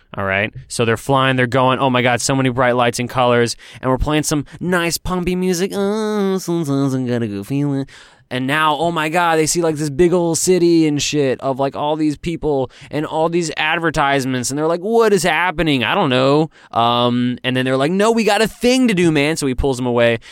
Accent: Texas, United States; moved away as an adult; now in Los Angeles, United States; I moved from my home state of Texas to pursue my dreams in Los Angeles

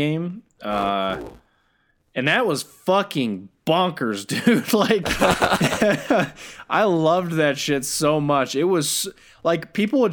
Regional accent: United States; me being an American

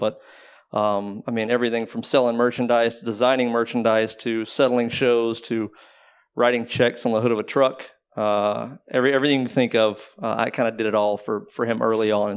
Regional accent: Waco, Texas, United States; now in Austin, United States; I grew up in Waco, but I was at school there and I've pretty much been there ever since.

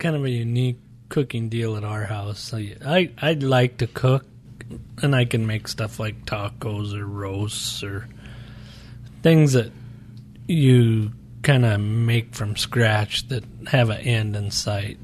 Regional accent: Montana, United States; moved away as an adult; now in Phoenix, United States; we're from Montana

